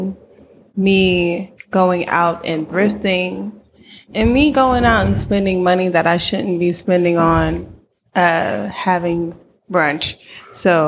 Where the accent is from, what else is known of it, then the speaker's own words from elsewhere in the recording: White Plains, New York, United States; moved away as an adult; also born or lived in Washington, D.C.; now in Oakland, United States; I am from White Plains. Mm. And then I spent at 18, I moved to DC for school.